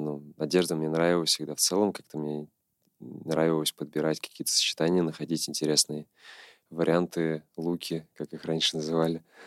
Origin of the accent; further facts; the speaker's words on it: Nizhny Novgorod, Nizhny Novgorod Oblast, Russia; родился в Нижнем Новгороде, прожил здесь большую часть своей жизни